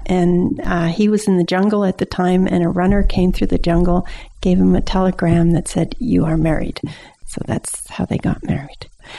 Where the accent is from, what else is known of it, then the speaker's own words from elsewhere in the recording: Windsor, Ontario, Canada; We went, there's all of Essex County, and at the very end is Point Pelee, where there's a provincial park.